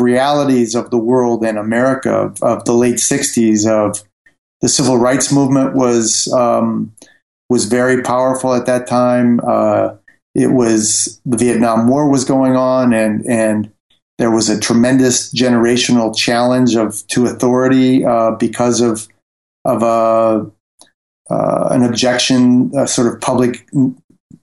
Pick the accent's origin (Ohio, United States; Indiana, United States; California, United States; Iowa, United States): Indiana, United States; Fort Wayne; moved away as an adult; also born or lived in New York; now in Paris, France; I grew up in the Midwest in a mid-sized industrial city called Fort Wayne, Indiana.